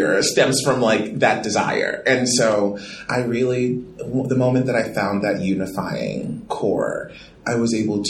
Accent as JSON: {"language": "English", "town": "Baltimore", "region": "Maryland", "country": "United States", "said": "I'm coming from Baltimore"}